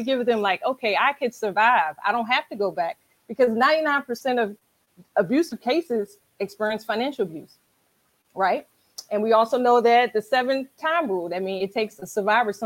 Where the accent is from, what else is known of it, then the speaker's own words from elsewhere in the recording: Washington, District of Columbia, United States; moved away as an adult; now in Charles County, Maryland, United States; I am a Washingtonian, originally from, born and raised in Washington, D.C. I currently live in Charles County, Maryland